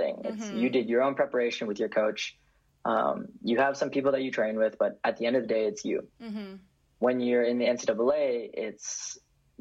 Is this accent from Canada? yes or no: yes; Vancouver, British Columbia, Canada; moved away as an adult; now in Berkeley, United States; I grew up in Vancouver and I go to UC Berkeley